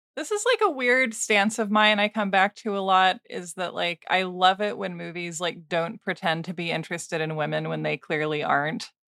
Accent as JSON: {"language": "English", "town": "Portland", "region": "Oregon", "country": "United States", "tie": "born or raised there", "said": "Portland, Oregon, my hometown"}